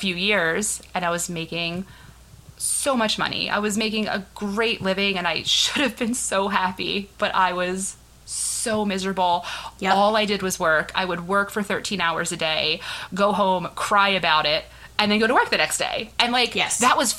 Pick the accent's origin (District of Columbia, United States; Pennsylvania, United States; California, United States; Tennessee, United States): Pennsylvania, United States; Philadelphia; I'm from Philly.